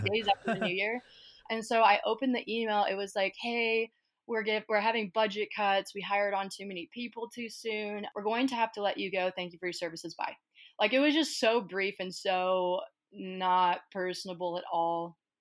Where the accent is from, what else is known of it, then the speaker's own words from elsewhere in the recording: Kansas City, Missouri, United States; I am from Kansas City, Missouri